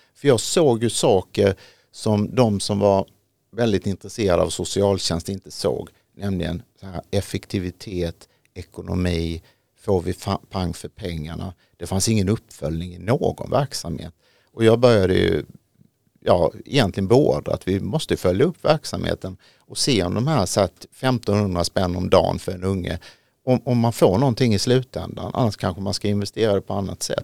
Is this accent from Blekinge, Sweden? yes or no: yes; Ronneby, Blekinge, Sweden; now in Haninge, Sweden; där nere i Ronneby, där jag kommer ifrån